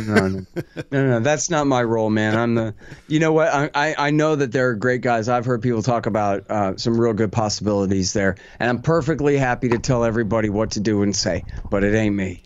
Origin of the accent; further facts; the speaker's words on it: Austin, Texas, United States; this is my hometown